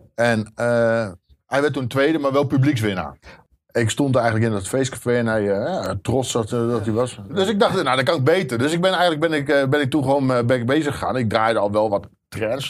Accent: Zwolle, Overijssel, Netherlands; moved away as an adult; now in North Holland, Netherlands; Ik kom uit Zwolle

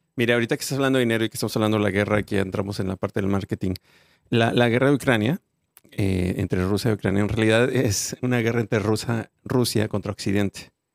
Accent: Mexico; nosotros los mexicanos

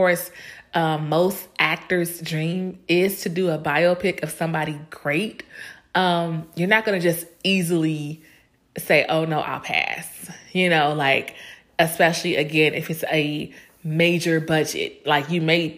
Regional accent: Chicago, Illinois, United States; she is from my hometown, Chicago, my Chicago sister

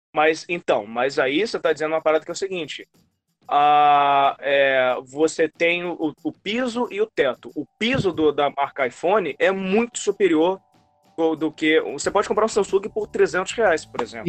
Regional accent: Campos dos Goytacazes, Rio de Janeiro, Brazil; now in Rio de Janeiro, Brazil; como eu nasci em Campos, não tinha essas paradas lá. Fui ver, conhecer McDonald's, Bob's lá com 10 anos de idade

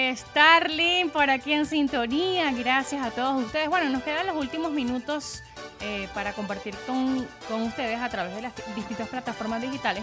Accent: Venezuela

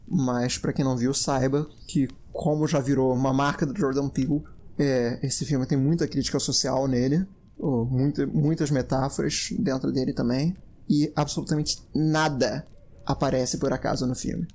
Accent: Brazil; eu sou brasileiro

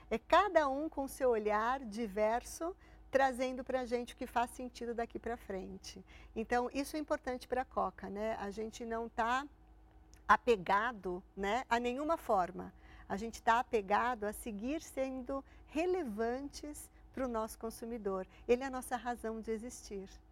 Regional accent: Santo André, São Paulo, Brazil; eu sou de Santo André. Eu fiz colégio público

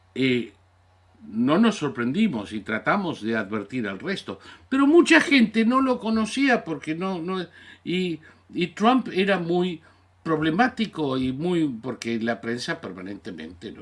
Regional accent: Argentina; soy ciudadano natural, nací en la Argentina, pero soy ciudadano norteamericano, por descendencia de 11 generaciones

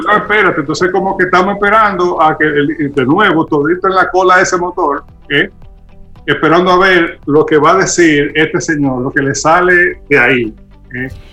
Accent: Dominican Republic; nosotros como sociedad dominicana

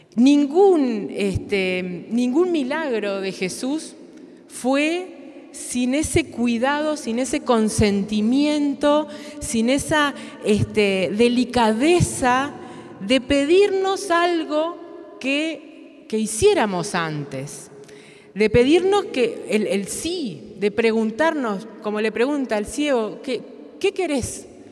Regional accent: Uruguay; vengo de Uruguay

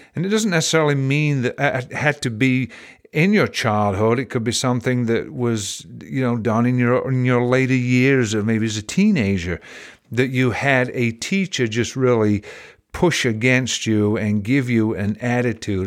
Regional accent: England, United Kingdom; now in United States; I was raised in England

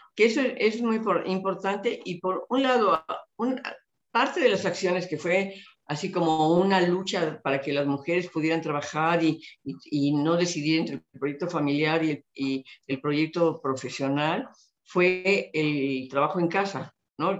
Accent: Mexico

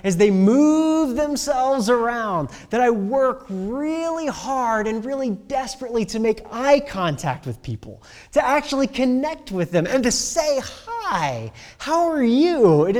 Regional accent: Midwest, United States; Oh, I'm from the Midwest.

